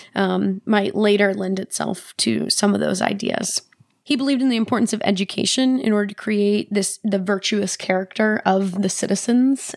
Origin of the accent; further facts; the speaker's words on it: United States; as an American, as a Western person